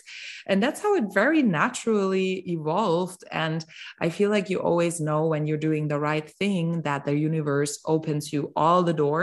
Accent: Germany; also born or lived in Mexico; I'm from Germany

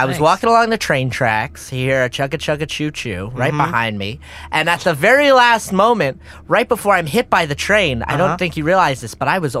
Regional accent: Cincinnati, Ohio, United States; I came, I'm from Cincinnati. A small town inside of Cincinnati. Cincinnati, and then it was a sub-town of that.

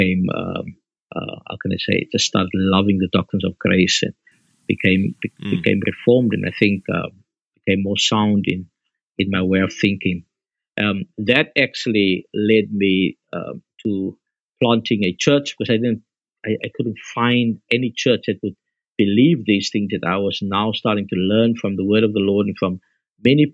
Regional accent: Bellville, Western Cape, South Africa; I grew up in Belleville South, where I'm ministering

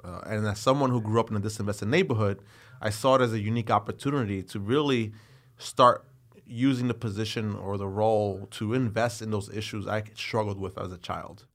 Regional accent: New York City, New York, United States; as a New Yorker, as an elected official

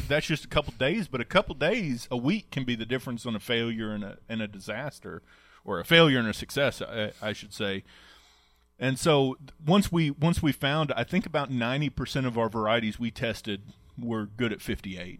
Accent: Oklahoma, United States; growing up in Oklahoma

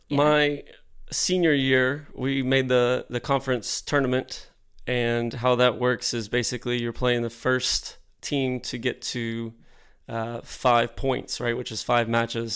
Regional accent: Deer Park, Texas, United States; growing up in Deer Park on the southeast side of Houston

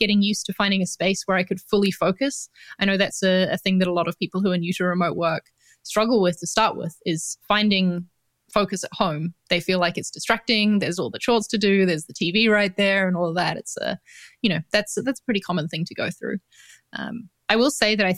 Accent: New Zealand; accent: New Zealand; moved away as an adult; also born or lived in London; now in Valencia, Spain; I'm from New Zealand. So that's the accent that you're hearing in case anyone's wondering

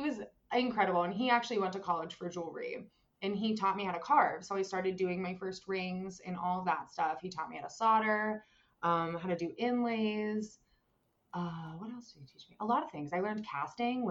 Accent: Indiana, Pennsylvania, United States; moved away as an adult; now in Philadelphia, United States; Western PA, like IUP, if you've heard of it, that is my hometown

